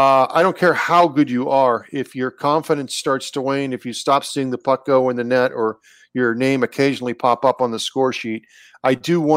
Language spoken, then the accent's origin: English; Warren, Ohio, United States; I loved listening to him on the radio growing up in Warren, Ohio, or on TV on KBL.